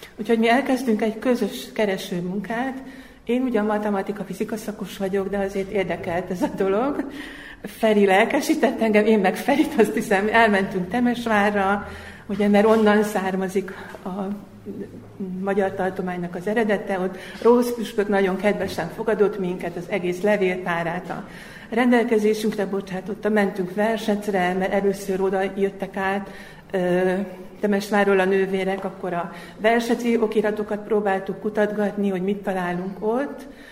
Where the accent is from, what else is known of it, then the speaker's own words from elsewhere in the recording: Hungary; moved away as an adult; now in Zrenjanin, Serbia; magyarországi magyar vagyok, és én nyolc évvel ezelőtt kerültem ide. Egy idegen országba